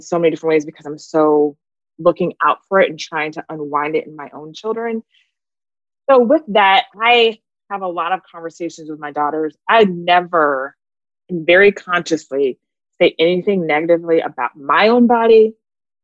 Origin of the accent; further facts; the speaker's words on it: Phoenix, Arizona, United States; moved away; also born or lived in Florida / Atlanta; I grew up in Phoenix, so I was around white kids and Mexicans